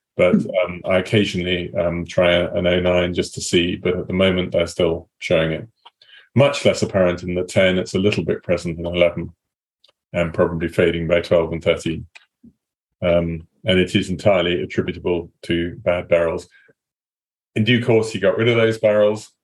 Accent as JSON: {"language": "English", "region": "England", "country": "United Kingdom", "said": "I am English"}